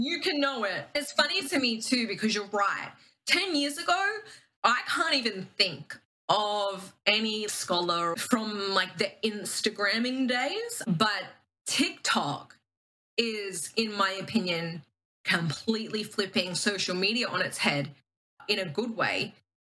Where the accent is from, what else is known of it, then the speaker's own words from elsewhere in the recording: Queensland, Australia; I live in Queensland. I always compare Melbourne sort of like Australia's like New York-esque vibes. Queensland is like California, maybe on a good day, Florida on a not so good day. I'm from Queensland.